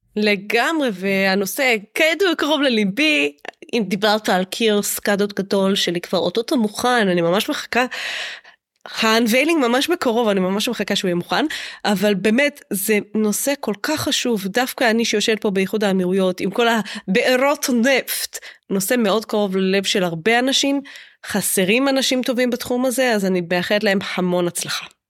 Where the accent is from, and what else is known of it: Israel